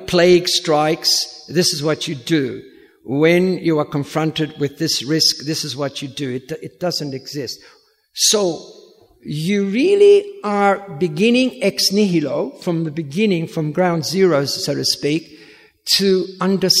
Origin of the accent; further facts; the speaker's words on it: Williamstown, Victoria, Australia; moved away as an adult; also born or lived in Sydney; I'm from Williamstown